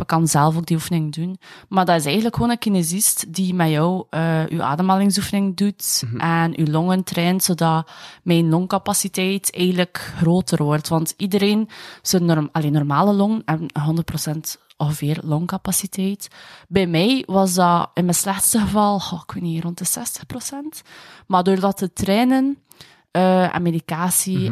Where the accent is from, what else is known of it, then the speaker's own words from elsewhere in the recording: Bruges, Flanders, Belgium; ik ben van Brugge